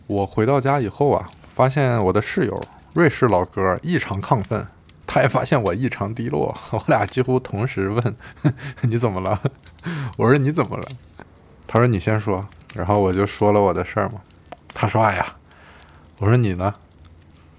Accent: China; moved away as an adult; also born or lived in Beijing; now in Berlin, Germany; 我们是中国的

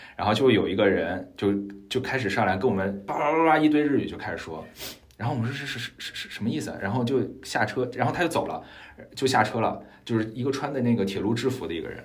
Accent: China; 我们中国人

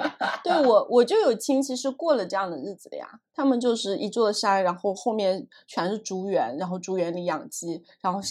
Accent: Zhejiang, China; 就是我们家乡在浙江那一带，对吧？虽然我们家是没有钱，但是这样的人是很多的

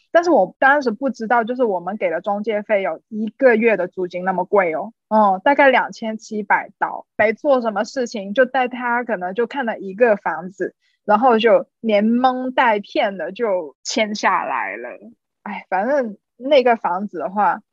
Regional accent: China; moved away as an adult; 作为一个中国人

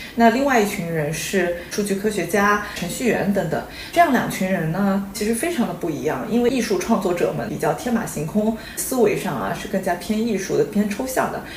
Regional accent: China; moved away as an adult; 我们作为中国人在中国长大

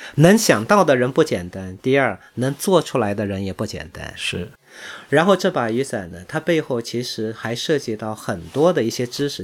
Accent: China; 我们中国人

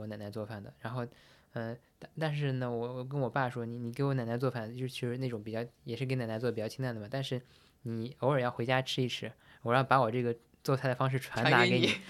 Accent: Shanxi, China; 虽然我是山西人

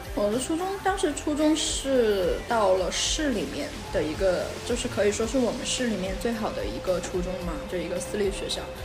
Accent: Sichuan, China; 我们是四川的

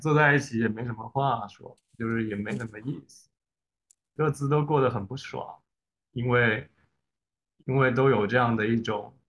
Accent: China; 哎，我们中国人就是这样子的，因为我们，哎

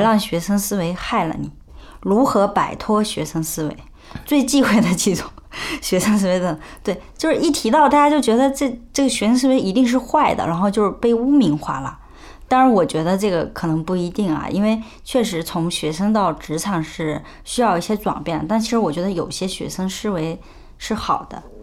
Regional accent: China; 我们中国人有一个特别根深蒂固的习惯

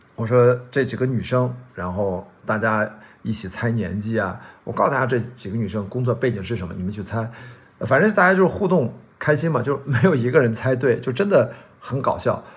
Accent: Qingdao, Shandong, China; now in Shanghai, China; 我在家乡青岛

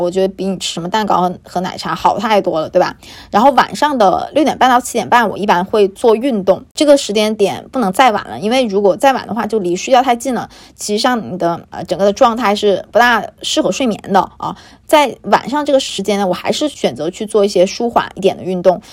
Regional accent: China; also born or lived in Beijing; 我们作为一个中国人嘛，作为一个典型东方人

